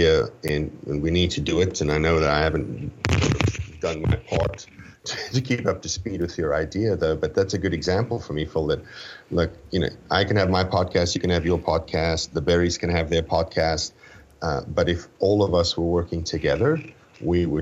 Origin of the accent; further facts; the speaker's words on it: South Africa; I was born in South Africa